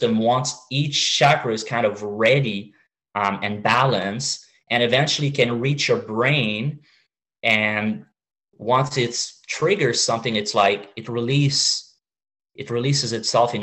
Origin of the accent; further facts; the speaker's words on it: Canada; now in Montreal, Canada; I'm Canadian